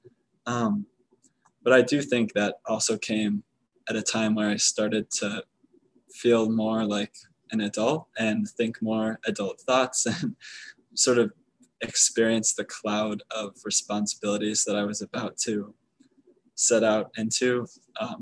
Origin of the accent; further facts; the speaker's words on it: Chicago, Illinois, United States; also born or lived in Texas; I grew up in the Chicago area